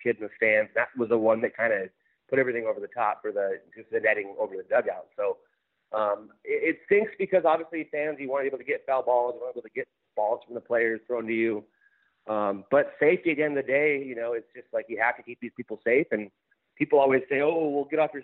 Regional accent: Glendora, California, United States; moved away as an adult; also born or lived in Minnesota; I grew up in Glendora in LA County, so I was a Dodger fan growing up.

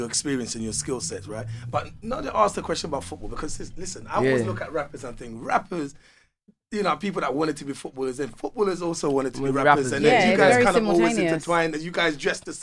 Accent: London, United Kingdom; I'm from West

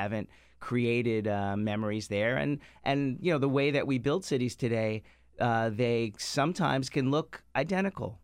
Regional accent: New York City, New York, United States; now in Washington, D.C., United States; my years growing up in Far Rockaway

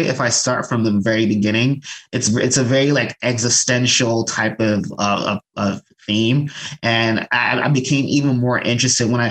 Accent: Nigeria; as a Nigerian

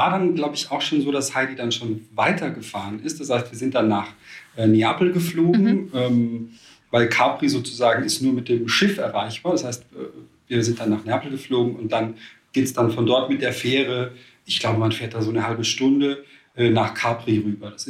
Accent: Austria; born or raised there; now in Cologne, Germany

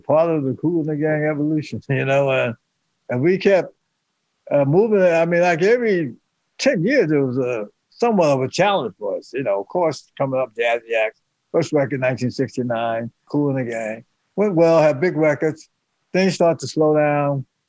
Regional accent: Youngstown, Ohio, United States; we came from Youngstown, Ohio, our mother split us up, and we stayed around the corner on Whiteness Street, and then we finally moved on that corner on Pacific Avenue

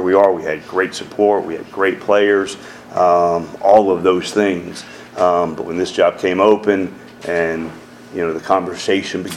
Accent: Decatur, Georgia, United States; also born or lived in Conyers, Georgia / Atlanta, Georgia; Growing up in Decatur and growing up in Conyers

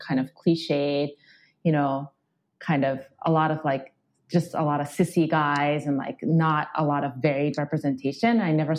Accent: Japan; also born or lived in Australia; So basically I grew up in Japan and Australia, as you mentioned, and there's very little LGBTQ representation there. I mean, gay marriage is not legal back home in Japan.

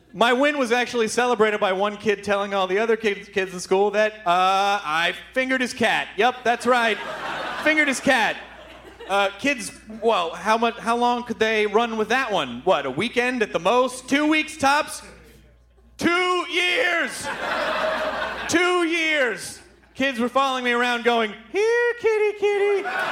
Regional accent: Memphis, Tennessee, United States; now in Los Angeles, United States; I grew up in Memphis.

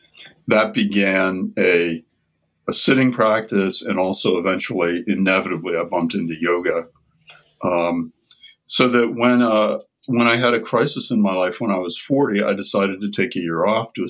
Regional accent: Midwest, United States; moved away as an adult; also born or lived in Ohio / Boston; now in Albany, United States; I grew up in the Midwest in a very Protestant family

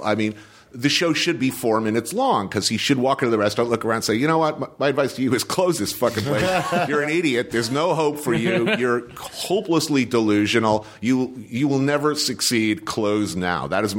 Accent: New Jersey, United States; It's like I grew up in New Jersey, but people didn't look like that and where I came from.

